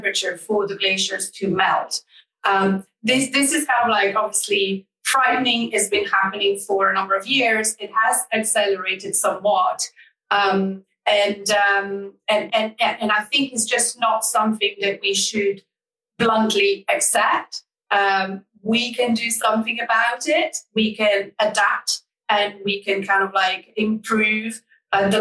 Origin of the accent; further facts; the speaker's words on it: Italy; moved away; I'm from Italy. I was raised in Italian Alps.